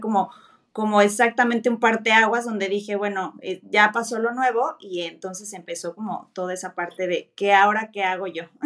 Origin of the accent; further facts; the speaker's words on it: Mexico; moved away as an adult; now in Germany; Soy mexicana, pero mi abuelo era chino